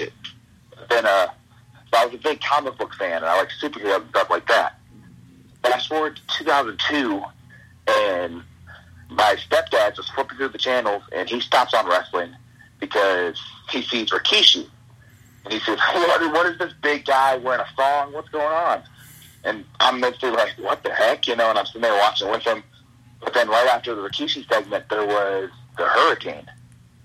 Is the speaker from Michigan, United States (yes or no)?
no; Canal Fulton, Ohio, United States; I grew up in a little town outside of Akron, Ohio, called Canal Holden